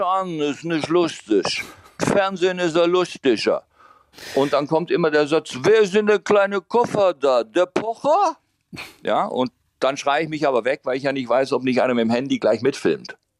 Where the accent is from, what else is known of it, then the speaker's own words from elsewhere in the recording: Baden-Württemberg, Germany; ich bin ja im Piet Kong gebiet aufgewachsen in Baden-Württemberg.